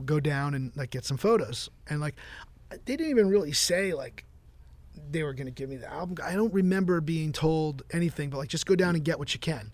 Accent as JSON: {"language": "English", "area": "Jersey Shore", "region": "New Jersey", "country": "United States", "tie": "born or raised there", "said": "I'm from the Jersey Shore"}